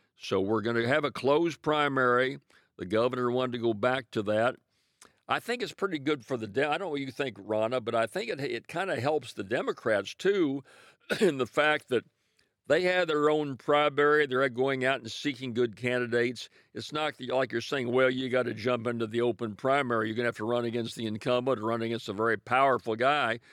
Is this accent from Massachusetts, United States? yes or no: no; Ferriday, Louisiana, United States; my hometown of Faraday, the Delta Music Museum